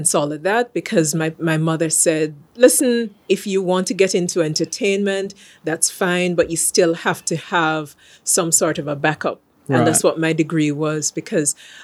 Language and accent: English; Jamaica; I'm from Jamaica. For those who haven't picked the accent up